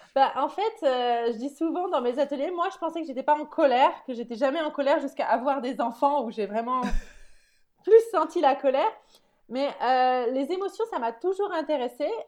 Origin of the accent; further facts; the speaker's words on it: France; now in Netherlands; je suis française qui vit aux Pays-Bas